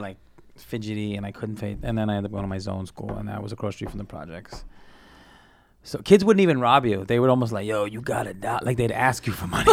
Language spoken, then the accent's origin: English; New York City, New York, United States; also born or lived in Colombia (family); I grew up in, like, Sunset Park area